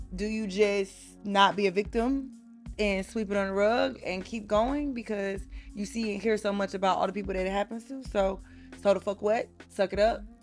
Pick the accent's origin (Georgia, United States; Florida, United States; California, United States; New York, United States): Georgia, United States; Atlanta; I'm from Atlanta